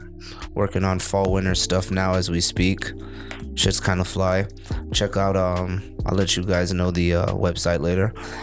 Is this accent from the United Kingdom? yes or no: no; Orlando, Florida, United States; also born or lived in Brooklyn, New York; I'm actually also from Orlando, Florida, my by man. Way of Brooklyn, New York.